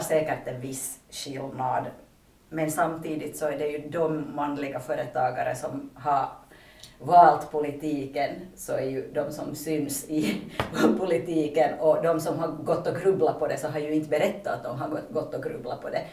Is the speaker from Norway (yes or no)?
no; Pargas, Southwest Finland, Finland; moved away as an adult; now in Vantaa, Finland; jag är hemma från Pargas men jag bor i Vanda sedan åtta år tillbaka